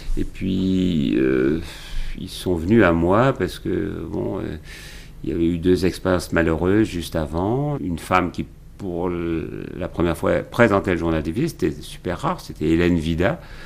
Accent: Champagne, Grand Est, France; pas très loin de chez moi en Champagne

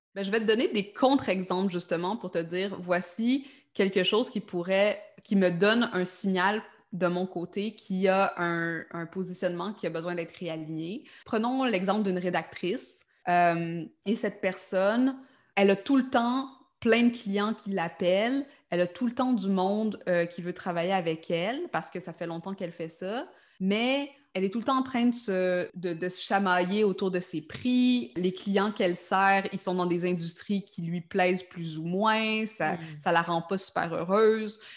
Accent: Quebec, Canada; accent: Québécois; also born or lived in Montreal; Par mon accent, vous avez hein? peut-être compris que je suis québécoise, donc j'habite à Montréal.

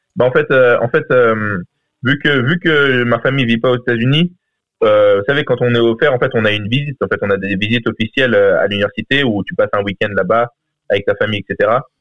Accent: France; now in United States; j'ai quitté la France assez tôt

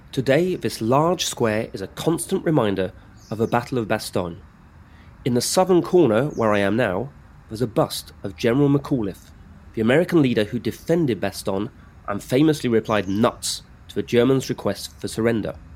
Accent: United Kingdom; also born or lived in France; I'm British and French.

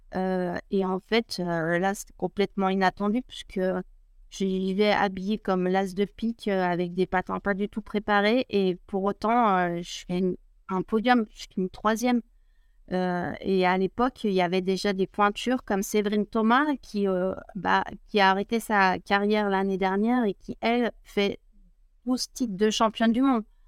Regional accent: La Clusaz, Auvergne-Rhône-Alpes, France; je suis originaire de La Cruza, un petit village de montagne à 1000 mètres d'altitude, une grande station de ski aussi accessoirement. Et, mmh. et voilà, je suis née là-bas

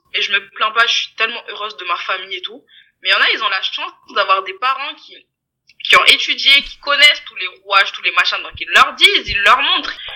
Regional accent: Mayotte; moved away as an adult; je suis originaire de d'outre-mer, je viens de Mayotte, je viens juste pour les études

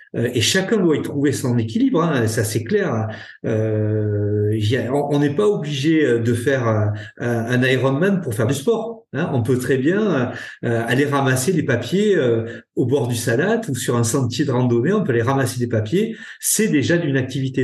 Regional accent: Ariège, Occitania, France; chez nous en Ariège

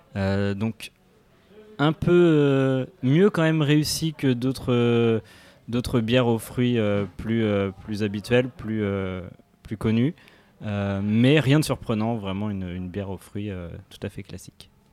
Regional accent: Paris, Île-de-France, France; je suis parisien

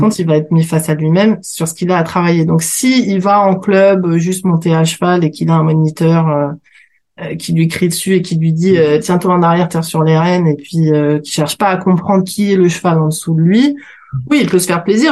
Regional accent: Paris, Île-de-France, France; je suis parisienne, je suis née dans le 9e

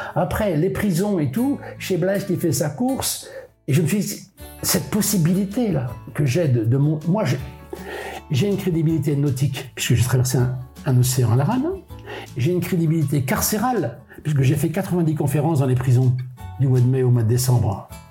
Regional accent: Molène, Brittany, France; also born or lived in Brest; je suis pas né à Molène, je suis né à Brest, ma mère est venue accoucher à Brest, mais mes, mes deux parents habitaient Molène

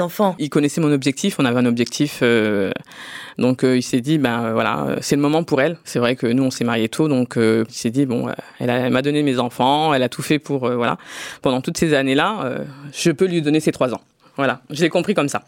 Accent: Drancy, Île-de-France, France; je suis né en France, je suis né à Drancy dans le 93, j'ai fait toutes mes études ici, j'ai travaillé ici

